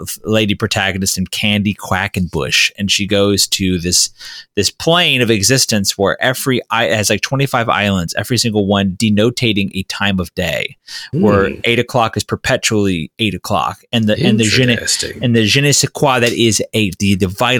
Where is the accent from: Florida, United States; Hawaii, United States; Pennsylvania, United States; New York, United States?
Florida, United States; I grew up in Florida.